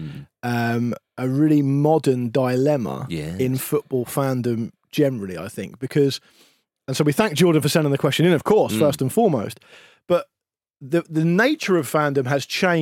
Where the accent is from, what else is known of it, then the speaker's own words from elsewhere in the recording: United Kingdom; because I'm British